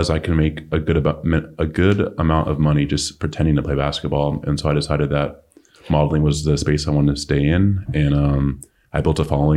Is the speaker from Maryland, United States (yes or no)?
no; Oxnard, California, United States; moved away as an adult; also born or lived in Los Angeles, United States / Denver, United States; now in Charlotte, United States; I'm from Oxnard, which is like an hour and a half north